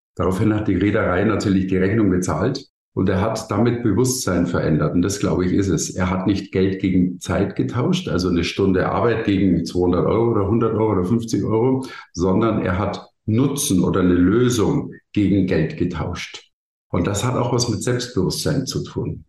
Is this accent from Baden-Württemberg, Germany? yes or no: no; Bavaria, Germany; ich komme aus Bayern